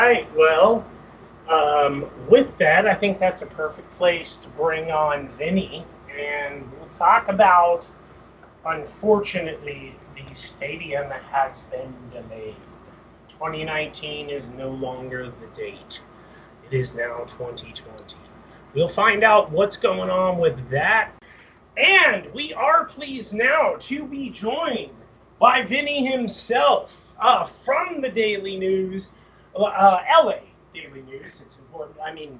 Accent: California, United States; now in Bakersfield, United States; I grew up in Southern California, and then I moved to Bakersfield to get my degrees, and I got married, and I've lived here.

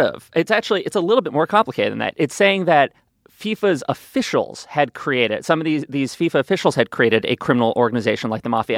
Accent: New York, United States; I did have a neighbor growing up on the Upper West Side in New York

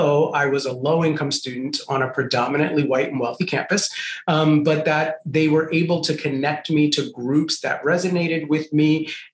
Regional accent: New York City, New York, United States; also born or lived in Puerto Rico; I grew up in Puerto Rico and then migrated to the South Bronx, grew up in one of the most dangerous housing projects in the South Bronx in the 1980s

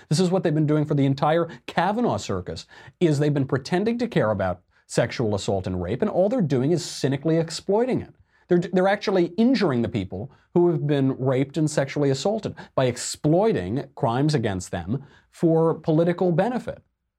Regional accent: Arizona, United States; you're going to end up like those troglodyte knuckle draggers in my home state of Arizona.

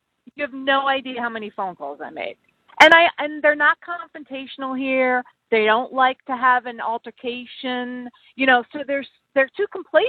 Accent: New York City, New York, United States; moved away as an adult; now in Minnesota, United States; I'm from New York.

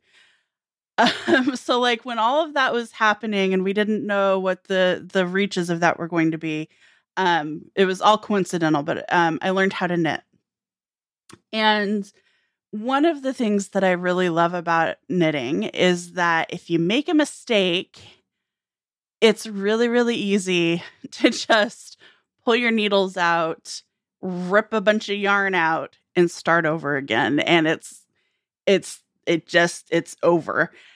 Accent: United States; rural America, which I can speak to, you know, my hometown was fewer than a thousand people.

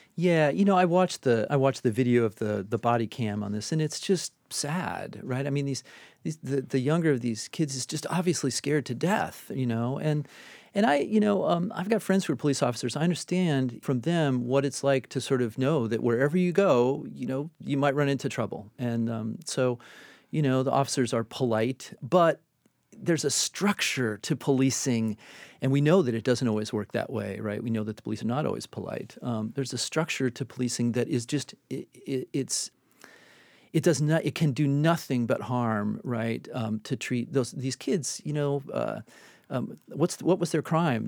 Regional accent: Michigan, United States; moved away; We live within a town in Michigan, where I'm from

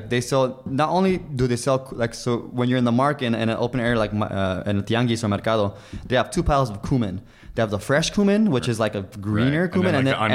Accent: Los Angeles, California, United States; I grew up in East LA.

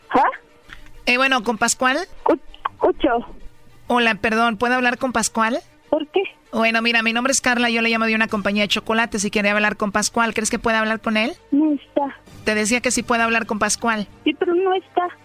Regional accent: Guatemala; moved away; yo soy de Guatemala, pero cerca

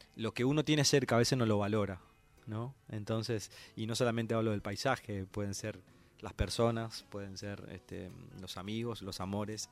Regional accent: Santo Tomé, Corrientes, Argentina; moved away; mi querido pueblo Santo Tomé

